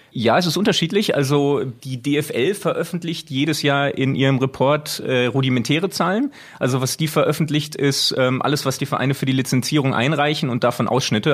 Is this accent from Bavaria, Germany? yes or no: no; Bochum, North Rhine-Westphalia, Germany; now in Switzerland; bin gebürtiger Bochumer, deswegen wirklich von klein auf äh, in der Nähe des Stadions aufgewachsen, wohne jetzt leider schon recht lange in der Schweiz